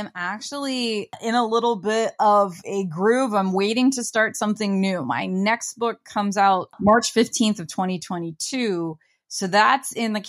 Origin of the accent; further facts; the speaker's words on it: Midwest, United States; I'm from the Midwest